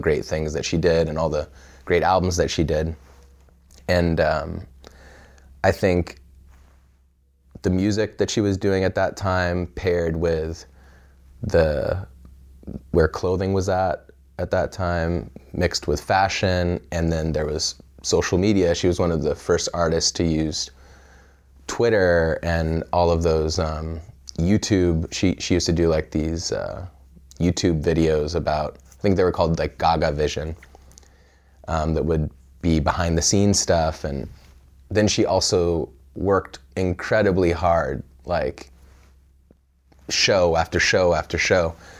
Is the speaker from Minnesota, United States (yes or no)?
no; Pismo Beach, California, United States; born or raised there; also born or lived in Evanston, Illinois